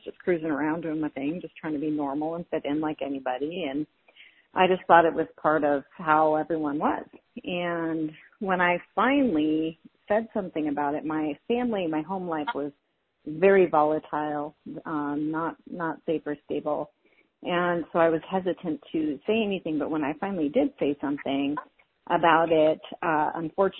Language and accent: English; South Dakota, United States; moved away; also born or lived in California; I was raised in South Dakota in the middle of nowhere in a tiny town pre-internet